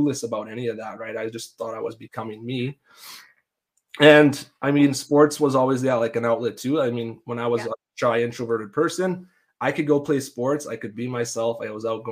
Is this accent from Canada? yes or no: yes; Denzil, Saskatchewan, Canada; I grew up in a small town, very tight knit community. You know people from Devden, you know our town.